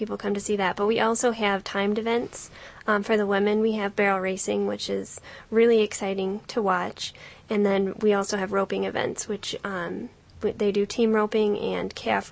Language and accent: English; Montana, United States; moved away; I'm actually from Montana